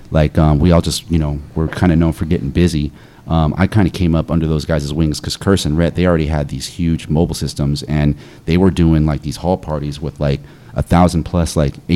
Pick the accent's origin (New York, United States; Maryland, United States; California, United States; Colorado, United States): New York, United States; we're from the East Coast. New